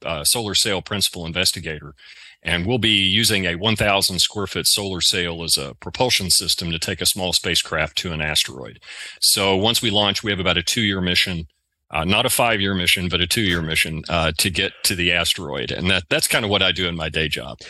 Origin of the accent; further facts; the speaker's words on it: the South, United States; accent: southern; my southern accent